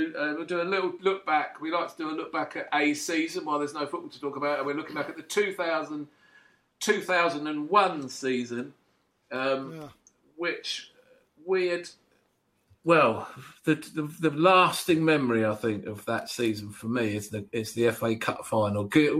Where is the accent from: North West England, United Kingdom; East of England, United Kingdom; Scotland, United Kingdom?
East of England, United Kingdom; Loughton; When I was a kid, I grew up in Loughton in Essex.